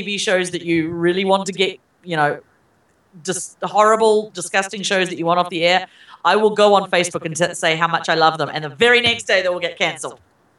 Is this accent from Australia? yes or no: no; New Zealand; moved away; I am actually from New Zealand.